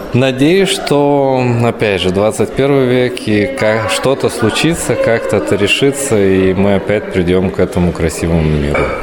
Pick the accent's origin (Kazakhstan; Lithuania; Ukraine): Lithuania; как литовец